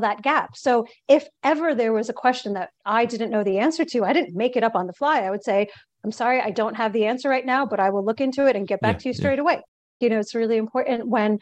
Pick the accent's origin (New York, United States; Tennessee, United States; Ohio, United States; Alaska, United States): New York, United States; I'm originally from New York, born and bred New Yorker, and I come from a Indian American family